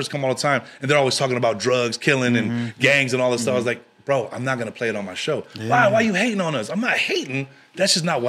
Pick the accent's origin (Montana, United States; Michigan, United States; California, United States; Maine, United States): California, United States; Long Beach, San Francisco Bay Area; first language English; I grew up in Long Beach before I moved to the Bay.